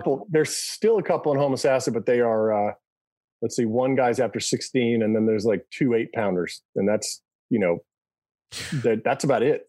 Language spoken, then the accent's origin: English; Birmingham, Alabama, United States; now in Brooklyn, United States; I grew up in Birmingham for a little while and, um, you know, moved up here. I live in Brooklyn now